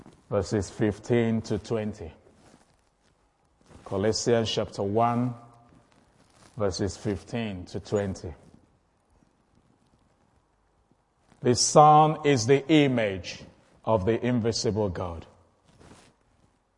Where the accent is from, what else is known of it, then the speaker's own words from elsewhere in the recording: Igbo, Igboland, Nigeria; I'm from the Igbo tribe.